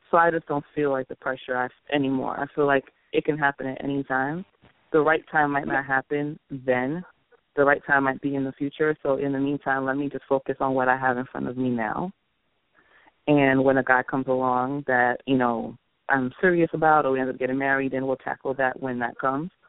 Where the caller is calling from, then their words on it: Long Island, New York, United States; I'm calling from Long Island.